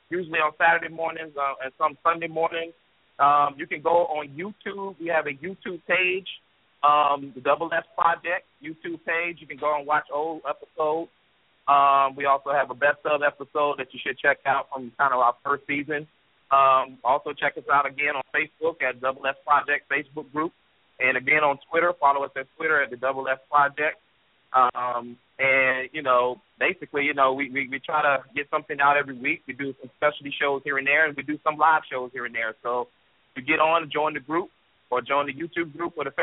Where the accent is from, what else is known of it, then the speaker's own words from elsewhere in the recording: Virginia, United States; also born or lived in North Carolina; I'm from Virginia. I grew up watching ACC. I went to school in North Carolina